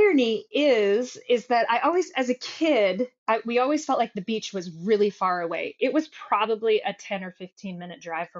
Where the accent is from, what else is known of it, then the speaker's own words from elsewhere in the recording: Oregon, United States; So he's from Washington State. I'm from Oregon.